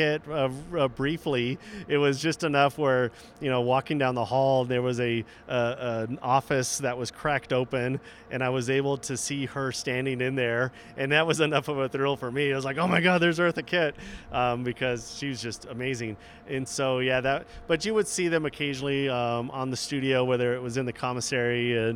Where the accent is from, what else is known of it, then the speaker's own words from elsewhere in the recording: Southern California, United States; moved away as an adult; now in Salt Lake City, United States; I was born and raised in Southern California